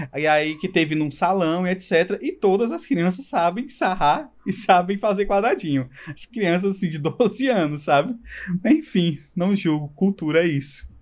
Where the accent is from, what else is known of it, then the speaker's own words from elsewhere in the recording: Brazil; como brasileiro